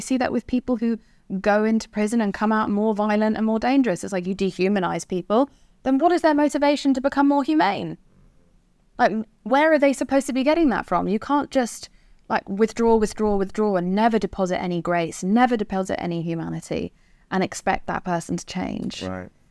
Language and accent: English; England, United Kingdom; I'm English